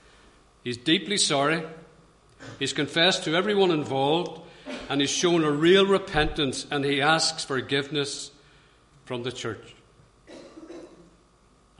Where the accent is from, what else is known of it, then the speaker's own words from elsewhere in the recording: Belfast, Northern Ireland, United Kingdom; I grew up in Belfast